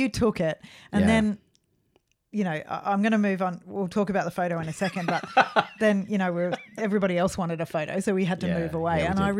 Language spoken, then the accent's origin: English; Australia; We should have said we're from Australia.